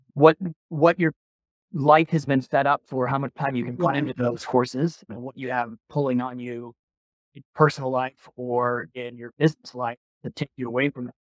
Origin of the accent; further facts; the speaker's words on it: Milwaukee, Wisconsin, United States; growing up in Milwaukee, Wisconsin